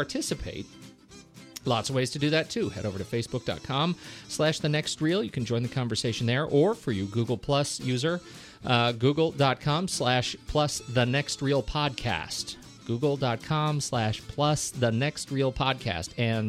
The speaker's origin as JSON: {"language": "English", "town": "Colorado Springs", "region": "Colorado", "country": "United States", "tie": "born or raised there", "also_born_or_lived": "Oklahoma", "said": "I'm from Colorado Springs. Originally grew up. I was born in Oklahoma, but I didn't spend a long time there."}